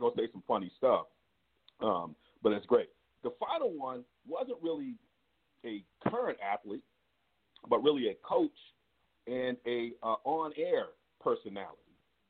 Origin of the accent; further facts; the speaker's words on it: California, United States; I'm from the West Coast, you know, Cali, this is how we do it.